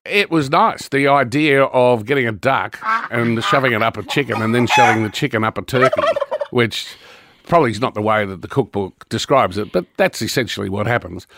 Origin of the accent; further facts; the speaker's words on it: Brisbane, Queensland, Australia; moved away; also born or lived in Victoria; I grew up in Brisbane in Queensland